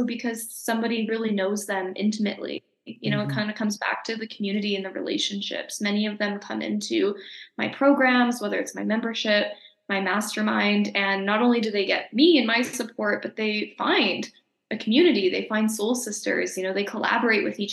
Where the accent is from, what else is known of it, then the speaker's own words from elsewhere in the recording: Calgary, Alberta, Canada; also born or lived in Nelson, British Columbia; now in Mexico; Calgary's my hometown.